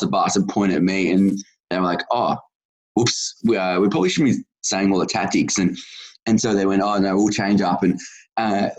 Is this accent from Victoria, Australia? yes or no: yes; Geelong, Victoria, Australia; I live in Geelong, the greatest city of all. We are very inclusive of disability, and nothing is ever too hard. So I was pretty lucky to grow up in this city